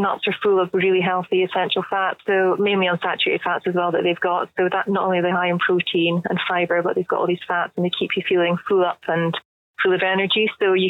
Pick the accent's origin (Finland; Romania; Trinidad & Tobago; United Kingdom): United Kingdom; Scotland; me being Scottish